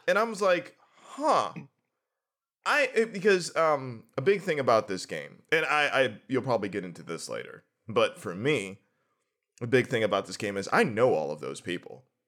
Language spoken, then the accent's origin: English; New Brighton, Pennsylvania, United States; now in Pittsburgh, United States; I'm from New Brighton